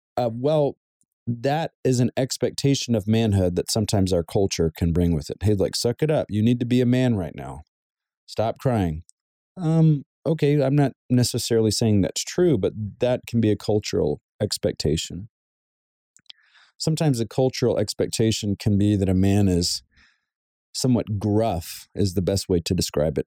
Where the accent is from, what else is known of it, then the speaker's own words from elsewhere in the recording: the South, United States; now in Southern California, United States; Growing up in the South, it was very common to wear a button up shirt with some dress slacks and dress shoes